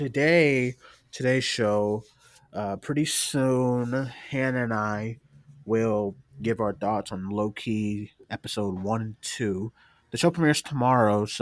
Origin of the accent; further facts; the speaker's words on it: Boston, Massachusetts, United States; I am from Boston